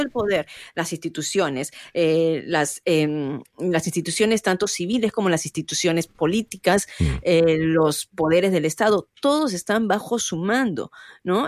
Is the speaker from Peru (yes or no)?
yes; Peru; now in United States; somos, en mi caso, peruano, yo orgullosa de ser peruana